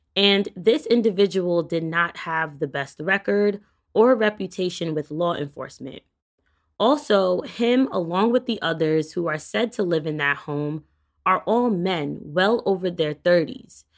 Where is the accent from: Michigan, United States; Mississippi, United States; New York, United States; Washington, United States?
New York, United States; my hometown state of New York